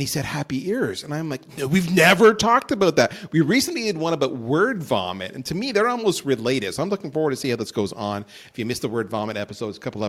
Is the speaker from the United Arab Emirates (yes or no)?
no; Ontario, Canada; I grew up just outside Detroit on the Canadian side